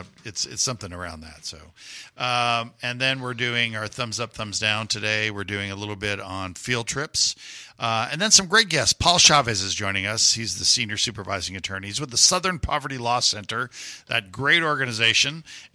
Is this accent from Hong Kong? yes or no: no; Puerto Rico; now in Houston, United States; I grew up in Puerto Rico